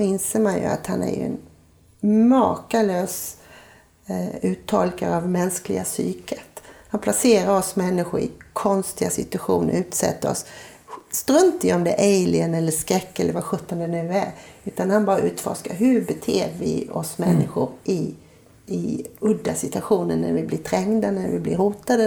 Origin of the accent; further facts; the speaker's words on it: Gislaved, Jönköping County, Sweden; moved away; hemma i Gislaved